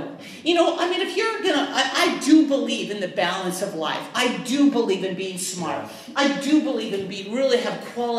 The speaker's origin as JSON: {"language": "English", "country": "United States", "said": "I'm from Washington"}